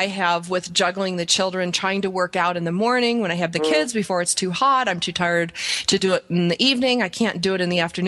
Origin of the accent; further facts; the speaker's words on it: Buffalo, New York, United States; moved away; I grew up in Buffalo where it was like 40 below zero